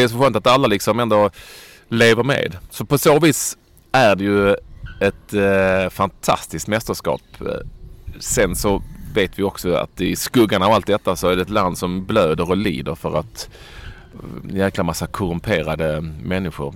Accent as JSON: {"language": "Swedish", "country": "Sweden", "said": "vi har blivit hemma i Sverige"}